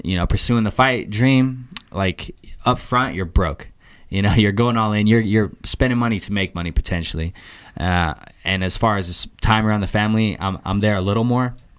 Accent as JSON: {"language": "English", "town": "Boise", "region": "Idaho", "country": "United States", "tie": "born or raised there", "also_born_or_lived": "Provo, Utah", "said": "I'm a Boise native. Um, I grew up here"}